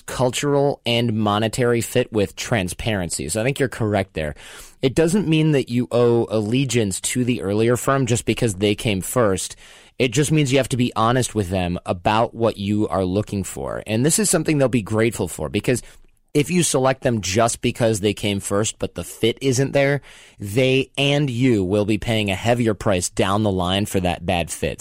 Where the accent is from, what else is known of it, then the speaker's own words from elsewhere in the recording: Michigan, United States; moved away; I'm from Michigan myself